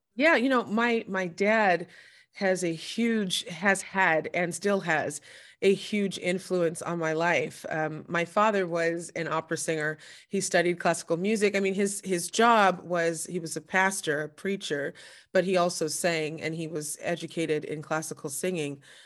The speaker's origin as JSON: {"language": "English", "region": "Southern California", "country": "United States", "moved": "yes", "lives_now": "New Jersey, United States", "said": "I'm originally from Southern California, and, uh, but I currently live in New Jersey"}